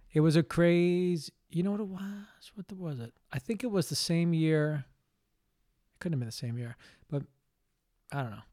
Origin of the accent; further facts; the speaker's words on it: New York City, New York, United States; moved away; I grew up in Greenwich Village